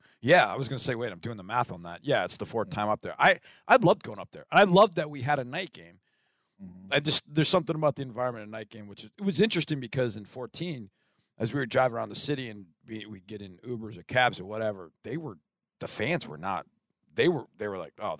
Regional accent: Wisconsin, United States; moved away; before I moved here, I grew up in Wisconsin.

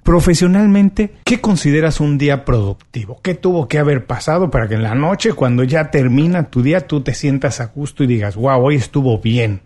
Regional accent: Mexico; soy buen mexicano

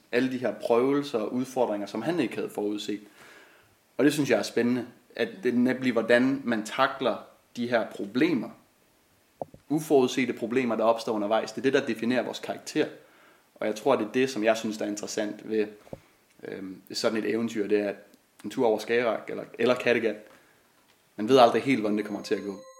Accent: Klitmøller, North Denmark Region, Denmark; jeg er vokset op ved Vesterhavet i den lille fiskerby Klitmøller

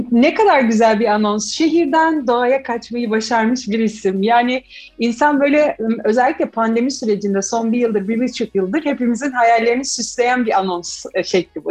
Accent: İzmir, Turkey; moved away as an adult; now in Istanbul, Turkey; İzmirli olduğum için İzmir'de doğup büyüdüm, okulumda orada okudum.

